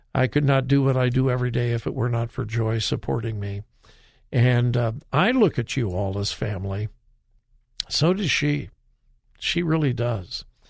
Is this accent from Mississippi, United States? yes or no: no; California, United States; now in Ohio, United States; I grew up in California